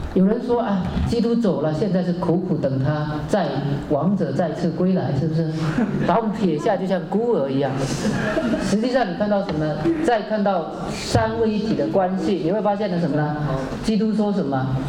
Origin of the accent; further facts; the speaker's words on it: China; 我们中国人